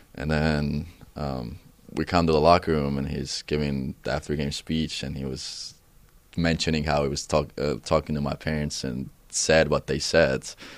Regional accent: Tartu, Tartu County, Estonia; first language Estonian; English is a second language; moved away; my hometown, Tartu, it's, it's actually a university down back home.

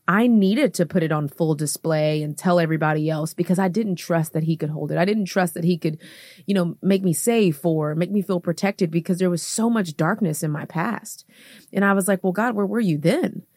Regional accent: Houston, Texas, United States; moved away as an adult; now in Atlanta, United States; I'm from Houston, Texas.

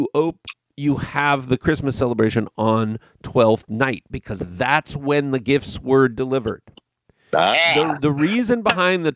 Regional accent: West Coast, United States; having been born and raised on the West Coast

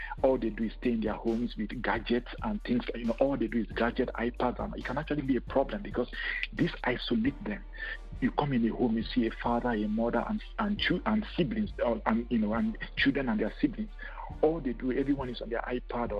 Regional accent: Nigeria; moved away as an adult; also born or lived in Cameroon / Lagos, Nigeria / United Kingdom; now in Canada; I was born in Cameroon, but I moved to Nigeria when I was in high school

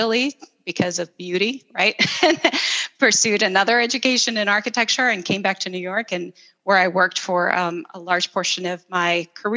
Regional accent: El Salvador; moved away; I'm originally from El Salvador, and I grew up in this tiny little country

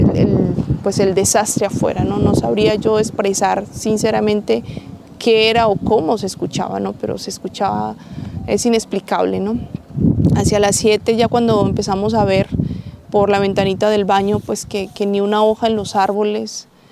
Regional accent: Colombia; hermana guadalupana de La Salle, este, soy colombiana

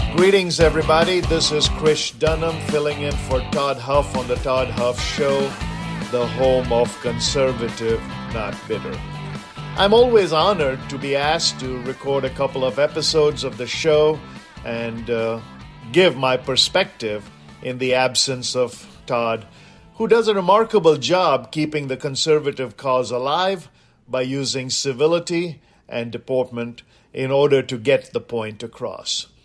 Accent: India; now in United States; growing up in India

